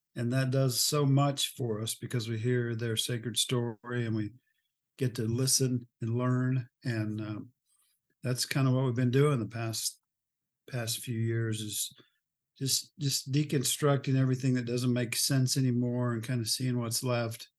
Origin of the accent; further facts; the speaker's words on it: Oklahoma, United States; moved away as an adult; also born or lived in Texas / Omaha; I'm from Oklahoma